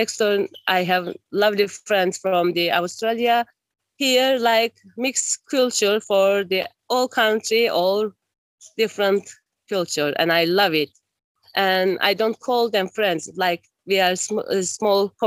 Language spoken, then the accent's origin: English; Esentepe, Cyprus; also born or lived in Turkey / Nicosia; When I was 1 year old, my family moved to Cyprus and we're living in Esentepe nearly 46 years. And I go to school from here